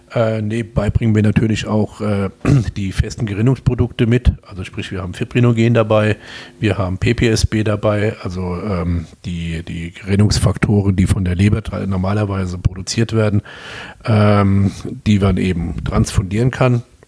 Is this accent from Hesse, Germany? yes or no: no; Kaiserslautern, Rhineland-Palatinate, Germany; accent: Pfälzisch; also born or lived in Homburg, Saarland; ich komme aus Kaiserslautern, also 98 Prozent